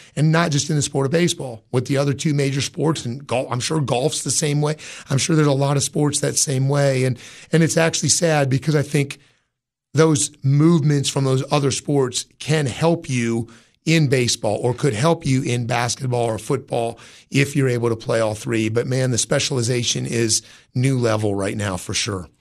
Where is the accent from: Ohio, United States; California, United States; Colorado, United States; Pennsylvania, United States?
Ohio, United States; Jefferson; moved away as an adult; now in Cookeville, United States; was growing up in Ohio